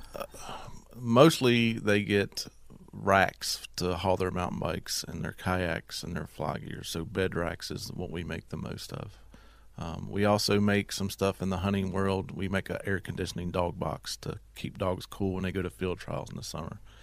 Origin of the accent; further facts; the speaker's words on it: Dublin, Virginia, United States; I'm from Dublin, Virginia. I was born and raised there.